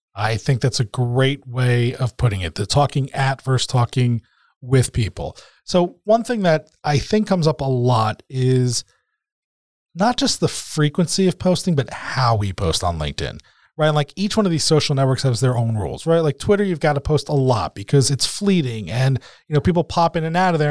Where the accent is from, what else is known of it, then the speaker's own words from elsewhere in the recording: New Jersey, United States; we're both from Jersey